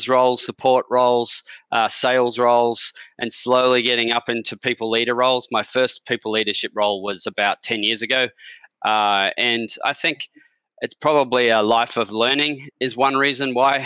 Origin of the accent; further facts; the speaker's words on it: Australia; moved away as an adult; also born or lived in London / Los Angeles / Sydney; now in New Zealand; I'm actually from Australia, but I've been here since 2006, and I've lived in London and Los Angeles as well